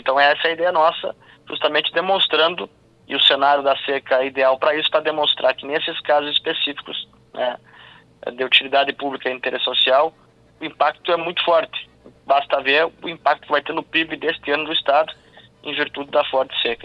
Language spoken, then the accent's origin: Portuguese; Missões region, Rio Grande do Sul, Brazil; lá na minha região das Missões